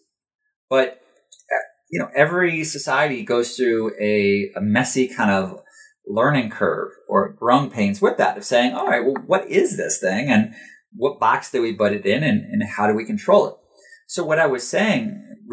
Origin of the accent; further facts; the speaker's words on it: United States; as an American